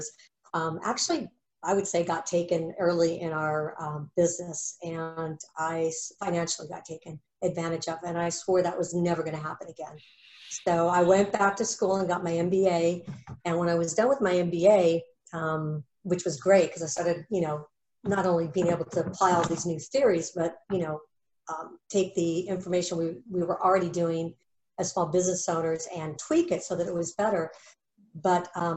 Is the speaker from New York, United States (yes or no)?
no; Phoenix, Arizona, United States; moved away as an adult; also born or lived in San Francisco, California; I left my hometown of Phoenix, Arizona when I was 18